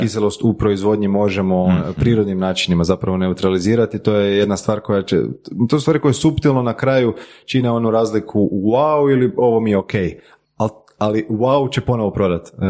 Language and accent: Croatian; Croatia; nakon tog se vratiti u Hrvatsku. Jer ipak ovo je dom